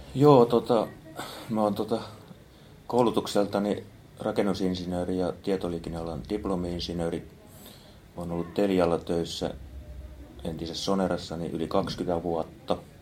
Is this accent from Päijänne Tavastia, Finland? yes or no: no; Kouvola, Kymenlaakso, Finland; now in Espoo, Finland; Kouvolasta olen kotoisin